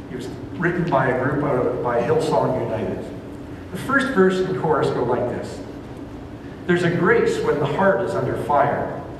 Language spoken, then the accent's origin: English; Ontario, Canada; moved away as an adult; But I came out here from Ontario as a student to attend what was called the Baptist Leadership Training School